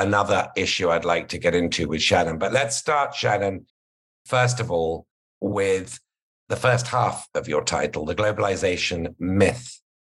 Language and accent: English; United Kingdom; as a Brit, and I'll get to this maybe a bit later in the conversation, as somebody from a country that's left the largest regional trading and single market in the world